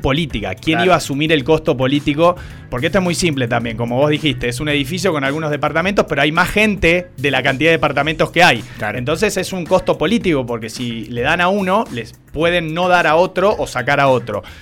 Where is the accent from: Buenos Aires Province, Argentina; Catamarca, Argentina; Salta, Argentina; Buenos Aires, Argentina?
Salta, Argentina; todos somos salteños y salteñas